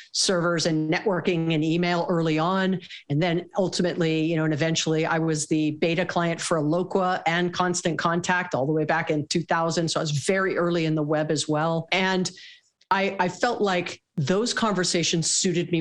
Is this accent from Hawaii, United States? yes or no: yes; Hawaii, United States; I was born and raised in Hawaii